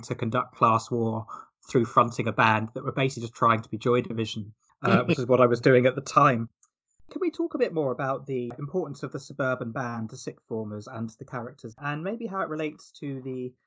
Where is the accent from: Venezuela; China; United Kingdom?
United Kingdom; Hawley, South East England; moved away; I was actually back in my hometown, Hawley in Surrey, quite recently